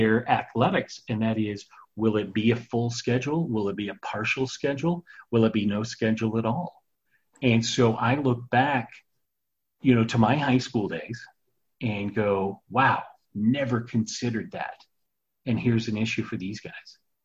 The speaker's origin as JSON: {"language": "English", "town": "Phoenix", "region": "Arizona", "country": "United States", "tie": "born or raised there", "said": "I grew up in the Phoenix area"}